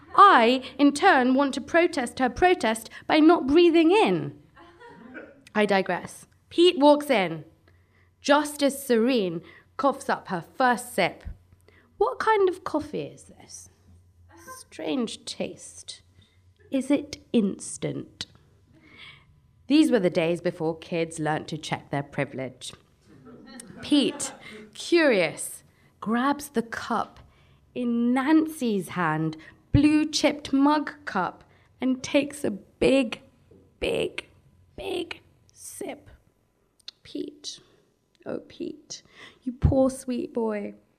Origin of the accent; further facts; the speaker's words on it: Brent, London, United Kingdom; I come from Brent